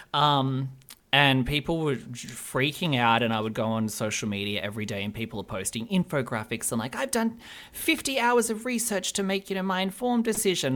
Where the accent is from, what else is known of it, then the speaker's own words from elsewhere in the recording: Albury, New South Wales, Australia; also born or lived in Sydney; I grew up in, like, a small town called Albury